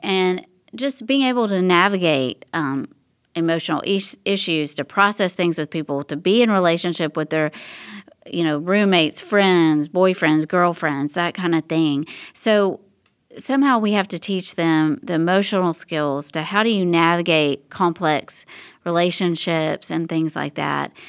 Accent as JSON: {"language": "English", "region": "Tennessee", "country": "United States", "moved": "yes", "lives_now": "Texas, United States", "said": "I'm originally from Tennessee"}